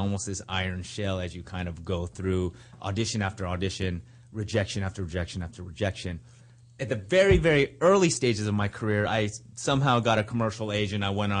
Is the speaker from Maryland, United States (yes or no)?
no; Los Angeles, California, United States; also born or lived in Berkeley, California; I grew up in Los Angeles, in Hawthorne Heights, if anyone's out there from Hawthorne Heights. It's a suburb about 25 miles southeast of here.